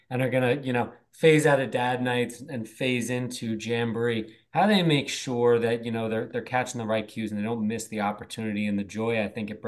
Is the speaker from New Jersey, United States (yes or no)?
yes; Ridgewood, New Jersey, United States; I grew up in Ridgewood